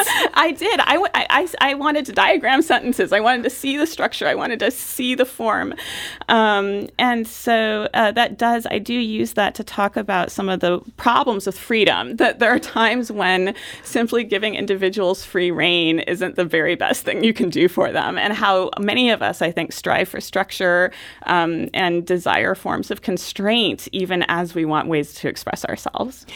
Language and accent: English; Portland, United States; growing up in Portland was wonderful.